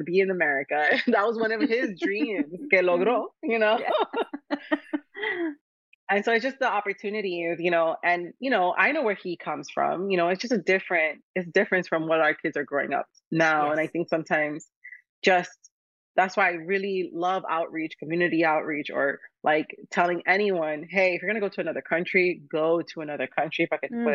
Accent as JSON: {"language": "English", "region": "New York", "country": "United States", "tie": "born or raised there", "also_born_or_lived": "Miami, United States", "moved": "yes", "said": "I was born here. I was born in New York, lived in Miami. I love Miami. And my family is from Dominican Republic"}